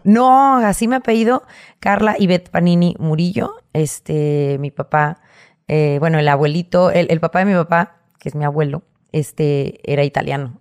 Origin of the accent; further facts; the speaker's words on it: Monterrey, Nuevo León, Mexico; Nací en Monterrey, Nuevo León, el 21 de diciembre del 79, en La Conchita.